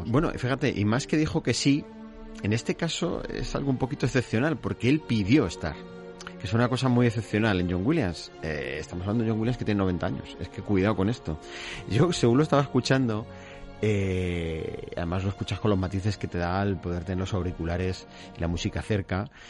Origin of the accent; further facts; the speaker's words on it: Basque Country, Spain; Y para adentro, que soy vasco.